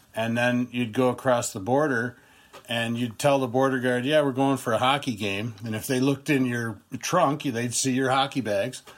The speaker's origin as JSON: {"language": "English", "country": "United States", "said": "as an American"}